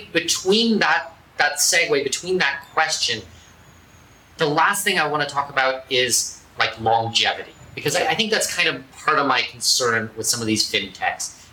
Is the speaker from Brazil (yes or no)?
no; Canada; I'm Canadian